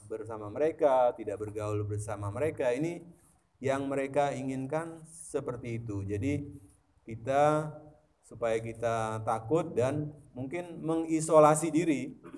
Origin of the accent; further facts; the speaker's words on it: East Java, Indonesia; Jadi di Jawa Timur, karena saya juga berasal dari Jawa Timur